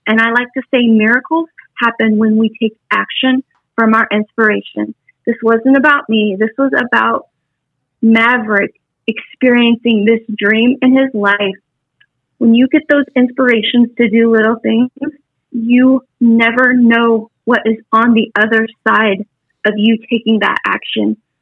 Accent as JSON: {"language": "English", "region": "Wyoming", "country": "United States", "said": "I'm from Wyoming."}